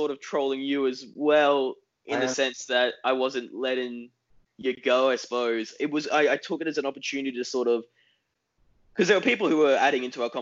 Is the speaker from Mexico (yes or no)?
no; Australia; moved away as an adult; now in United States; I'm an Australian who recently moved to the US